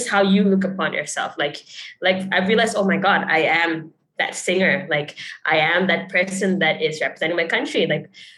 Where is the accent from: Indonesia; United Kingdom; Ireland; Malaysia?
Malaysia; moved away; It's nice to be able to give back to my home country. So like growing up, I remember that in class, we would learn about Malaysian icons